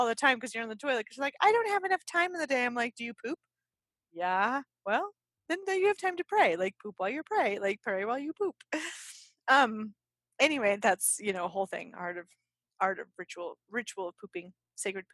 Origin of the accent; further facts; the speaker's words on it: United States; we are American